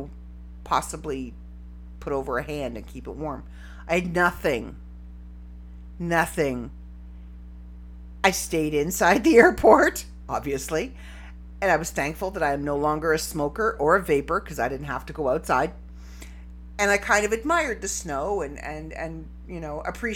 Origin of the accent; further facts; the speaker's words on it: Canada; I'm Canadian